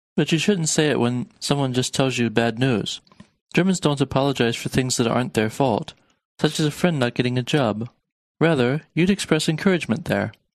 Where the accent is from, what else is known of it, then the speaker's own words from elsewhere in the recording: Harrisburg, Pennsylvania, United States; Ich bin aus Harrisburg